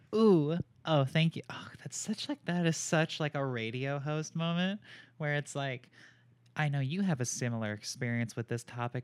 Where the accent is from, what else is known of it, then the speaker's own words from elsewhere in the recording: Raleigh, North Carolina, United States; I am from Raleigh, North Carolina